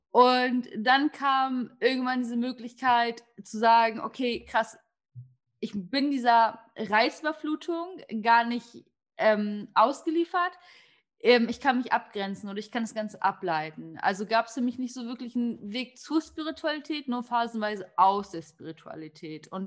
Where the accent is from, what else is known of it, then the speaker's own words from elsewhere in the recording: Turkey; ähm, ich bin damit aufgewachsen. Ähm, ich bin Türkin und in unserer Kultur, sage ich jetzt mal ganz salopp, ist es gar nicht so was Außergewöhnliches, sich mit Sternzeichen, Kaffeesalz etc. zu beschäftigen.